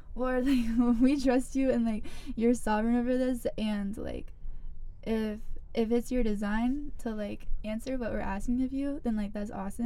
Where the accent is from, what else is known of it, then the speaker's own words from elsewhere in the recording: Greenville, South Carolina, United States; I'm from Greenville. Went to Eastside, like most of the people here